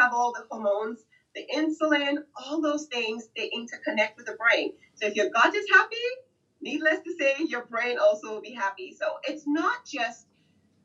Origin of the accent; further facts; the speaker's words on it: Nigeria; moved away; I'm originally from Nigeria